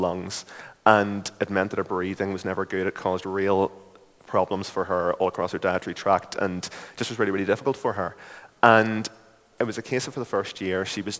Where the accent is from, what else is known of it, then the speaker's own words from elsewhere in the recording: Lurgan, Northern Ireland, United Kingdom; accent: Lurgan; moved away as an adult; now in Belfast, United Kingdom; I'm from Lurgan originally, but I've lived up in Belfast since I went to university here at Queen's